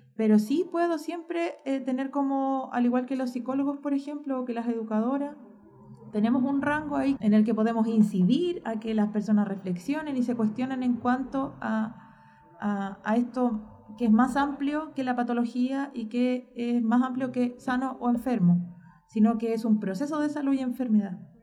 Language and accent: Spanish; Chile